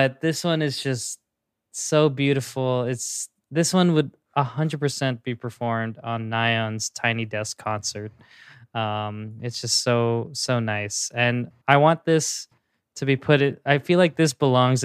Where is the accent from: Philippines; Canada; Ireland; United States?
Philippines; as a Filipino